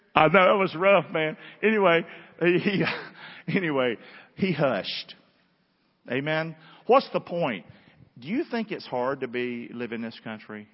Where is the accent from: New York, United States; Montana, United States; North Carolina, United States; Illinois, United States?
North Carolina, United States; Rockingham; moved away; I'm from Rockingham, 109 River Road